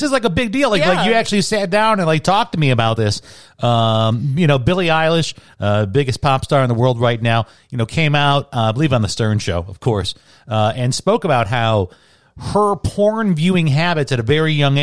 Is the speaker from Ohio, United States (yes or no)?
no; Chicago, Illinois, United States; my parish growing up in the South Side of Chicago Catholic Parish of St. Bruno's